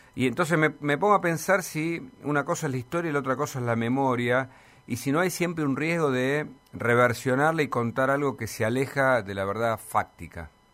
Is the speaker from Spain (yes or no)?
no; Argentina; como argentinos